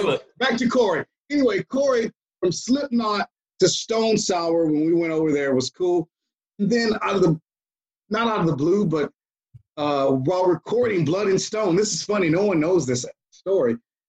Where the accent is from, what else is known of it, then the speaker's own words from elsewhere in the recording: Atlanta, Georgia, United States; We're all from Atlanta.